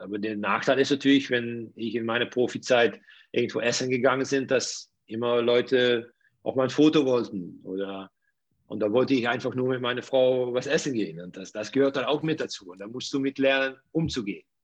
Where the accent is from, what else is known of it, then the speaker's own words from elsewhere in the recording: Netherlands; German is a second language; ich komme ja aus den Niederlanden. In die höchste Liga bei uns es sind drei Vereine, die sehr gut bis gut bezahlen.